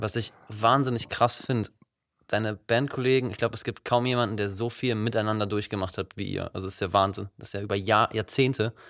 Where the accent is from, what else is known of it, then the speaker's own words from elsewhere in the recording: Wuppertal, North Rhine-Westphalia, Germany; now in Cologne, Germany; Ich komme ursprünglich aus Wuppertal